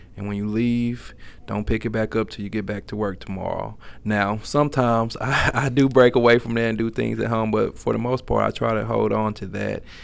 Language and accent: English; Little Rock, Arkansas, United States; now in Fayetteville, United States; growing up in Little Rock, Arkansas, school I graduated from